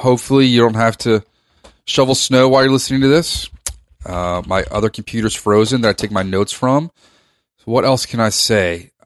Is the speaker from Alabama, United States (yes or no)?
no; Reston, Virginia, United States; I grew up in rest in Virginia